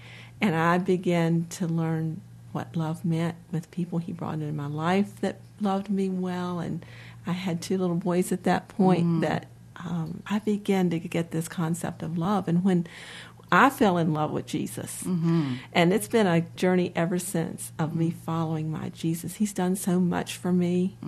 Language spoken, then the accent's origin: English; North Carolina, United States; born there; I'm native to the area, although I was born in North Carolina, so I'm a true blue Tar Heel fan.